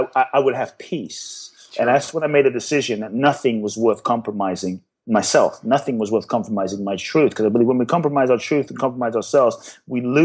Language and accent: English; London, United Kingdom; also born or lived in Ghana; now in United States; I grew up in London. So I was in London.